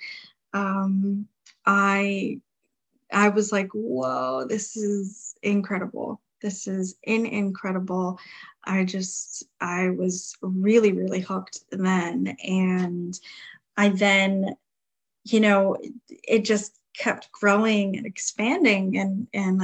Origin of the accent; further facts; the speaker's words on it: New Jersey, United States; moved away; my hometown of New Jersey